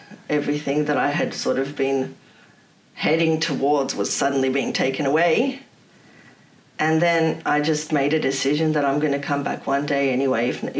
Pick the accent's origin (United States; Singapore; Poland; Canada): Poland; now in Australia; I said that I'm not giving up my Polish citizenship because I'm not Australian and I'm never going to be Australian.